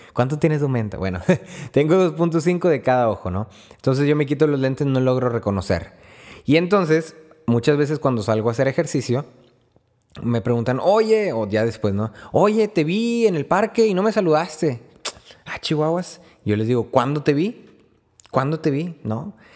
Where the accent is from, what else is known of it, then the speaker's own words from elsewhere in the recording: Río Bravo, Tamaulipas, Mexico; soy de Río Bravo, Tamaulipas